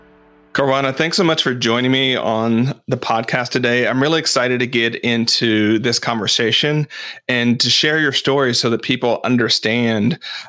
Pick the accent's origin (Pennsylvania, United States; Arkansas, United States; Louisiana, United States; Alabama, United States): Arkansas, United States; I grew up in Arkansas. So there were some hood elements to it, but it wasn't big enough. It's sort of like that rural poor country sort of way of living